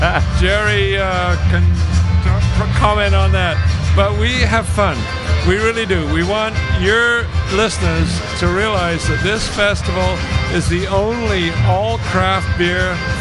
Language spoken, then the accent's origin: English; England, United Kingdom; accent: strange Canadian accent; also born or lived in New Brunswick, Canada; now in Canada; I was born in England.